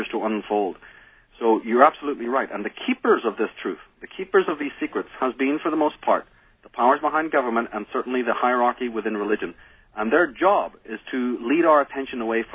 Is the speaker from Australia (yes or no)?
no; Belfast, Northern Ireland, United Kingdom; moved away; growing up in Belfast